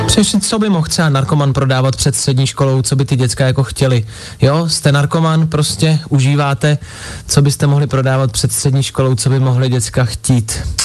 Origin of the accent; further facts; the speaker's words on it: Dubí, Ústí nad Labem Region, Czechia; já jsem z Dubí